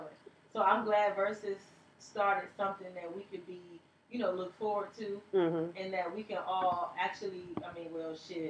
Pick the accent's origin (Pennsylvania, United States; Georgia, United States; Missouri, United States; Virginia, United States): Virginia, United States; Because, you know, I came from Virginia. I didn't know if I was going to make it or not.